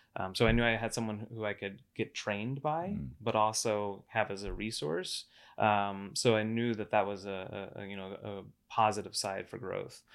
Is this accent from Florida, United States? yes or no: yes; Cocoa Beach, Florida, United States; moved away as an adult; also born or lived in Atlanta; now in Las Vegas, United States; i grew up in florida uh over uh, cocoa beach area cape canaveral